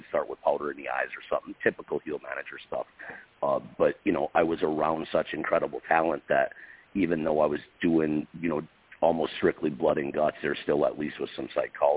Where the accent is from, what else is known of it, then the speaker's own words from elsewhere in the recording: Upper Peninsula, Michigan, United States; I grew up in the Upper Peninsula, Michigan